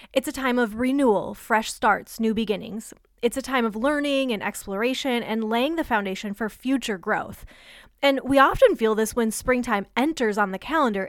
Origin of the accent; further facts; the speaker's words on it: Michigan, United States; moved away; I grew up in Michigan